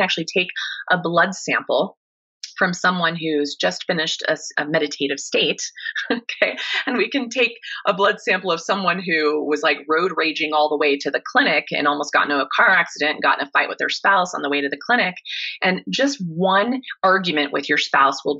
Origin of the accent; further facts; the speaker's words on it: Kansas, United States; I grew up in Kansas